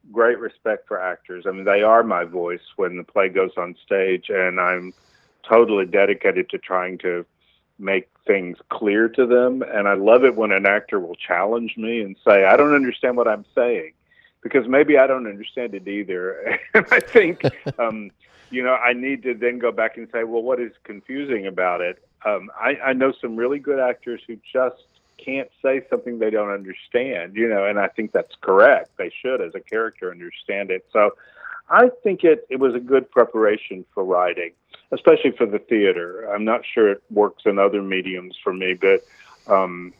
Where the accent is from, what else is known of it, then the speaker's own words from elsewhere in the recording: Corsicana, Texas, United States; moved away as an adult; also born or lived in Dallas, Texas / New York; growing up in Corsicana, Texas, and going to SMU in Dallas